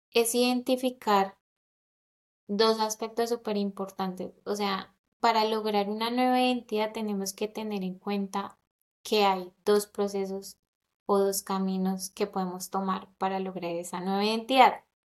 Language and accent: Spanish; Colombia; moved away; also born or lived in London; nací en Colombia